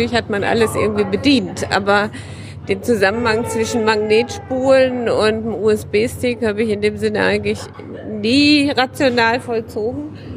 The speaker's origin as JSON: {"language": "German", "town": "Dortmund", "region": "North Rhine-Westphalia", "country": "Germany", "said": "Wir kommen ja aus Dortmund. In Dortmund haben wir es verpasst."}